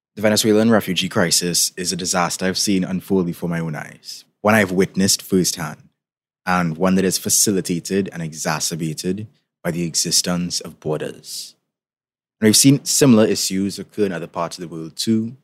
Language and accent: English; Trinidad & Tobago; in case you didn't tell by my accent, I'm from the Caribbean, particularly from Trinidad and Tobago.